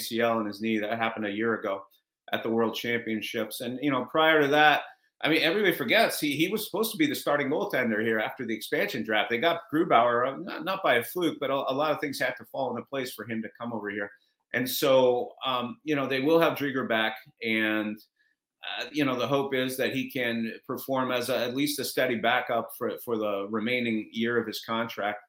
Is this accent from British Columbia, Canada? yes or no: no; Montreal, Quebec, Canada; also born or lived in Toronto; now in Seattle, United States; I grew up in Montreal, in case you can't tell from the Guy Lafleur autographed jersey behind me. I grew up in Montreal.